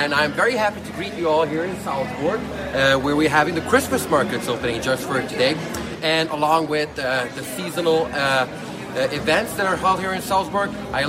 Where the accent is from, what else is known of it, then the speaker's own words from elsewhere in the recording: Budapest, Hungary; I'm from Hungary, Budapest